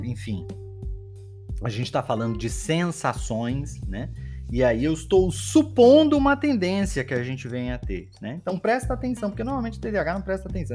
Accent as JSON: {"language": "Portuguese", "town": "Belém", "region": "Pará", "country": "Brazil", "tie": "born or raised there", "moved": "yes", "said": "eu nasci em Belém do Pará, não sei se vocês sabem disso, né? Eu nasci em Belém do Pará e Belém do Pará é quente o ano todo"}